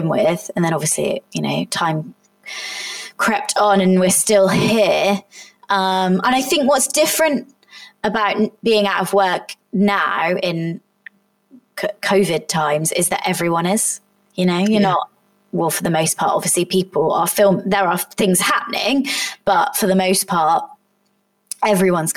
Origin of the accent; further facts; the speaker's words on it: Somerset, South West England, United Kingdom; moved away; it was in Somerset, it was in my hometown